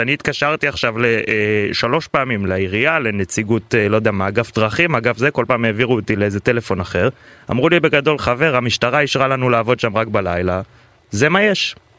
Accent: Tel Aviv, Tel Aviv District, Israel; גם בתור תל אביבי

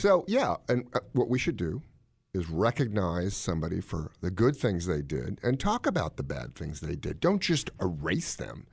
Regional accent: Washington, District of Columbia, United States; I grew up in Washington, D C.

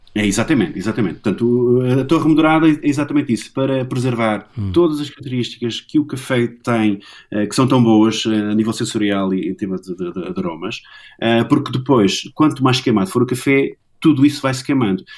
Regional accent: Angola; moved away; eu nasci em cabine em Angola

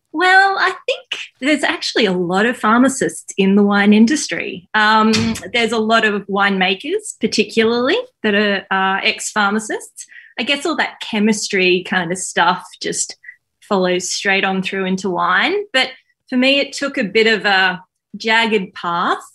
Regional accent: Queensland, Australia; now in Melbourne, Australia; I was from Queensland.

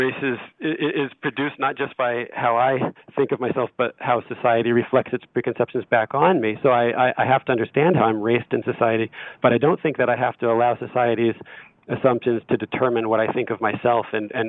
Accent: United States; now in Paris, France; it's understood that I'm American and my primary identity is national and not racial, and people don't really know what my racial background is.

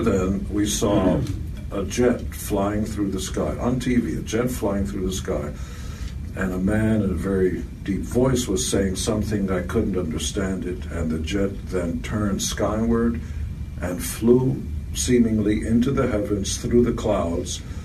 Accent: Israel; born or raised there; English is a second language; now in United States

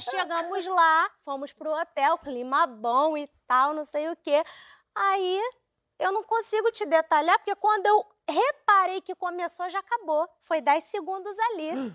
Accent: Brazil; eu sou brasileira

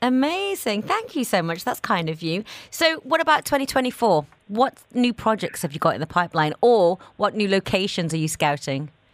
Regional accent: England, United Kingdom; moved away; I didn't even drink coffee growing up in England

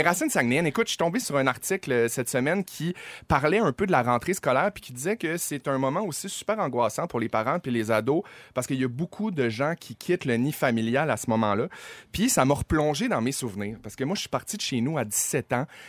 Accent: Saguenay, Quebec, Canada; moved away as an adult; now in Montreal, Canada

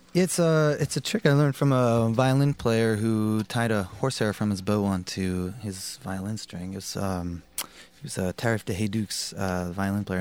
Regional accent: Providence, Rhode Island, United States; moved away as an adult; also born or lived in Boston, United States; now in Montreal, Canada; Andrew and I grew up in Providence

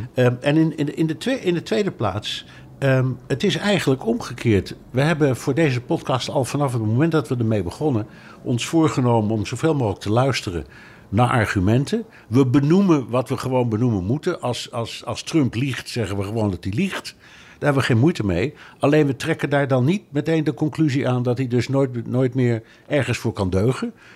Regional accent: Netherlands; moved away; ik kom uit Nederland

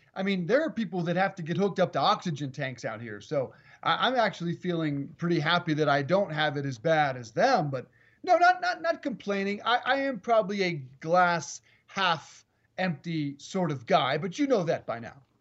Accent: Colorado, United States; now in East Coast, United States; here in Colorado, it is my home state

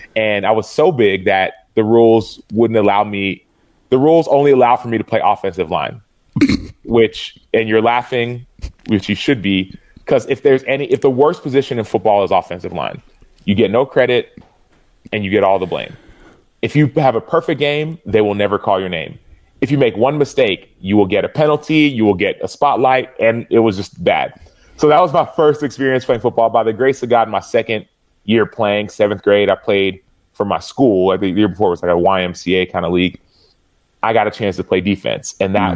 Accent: Dallas, Texas, United States; we were living in Dallas

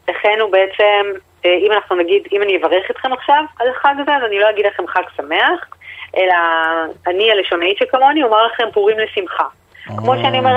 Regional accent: Tel Aviv, Tel Aviv District, Israel; אנחנו כולנו תל אביבים, רחמנא ליצלן, או

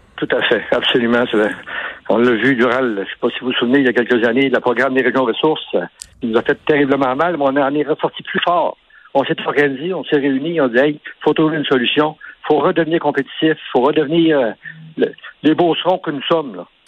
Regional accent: Beauce, Quebec, Canada; On a plusieurs multinationales à Saint-Georges, puis dans Beauce

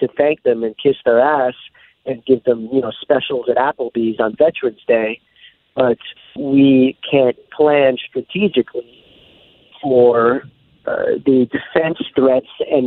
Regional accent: New York, United States; I came from New York

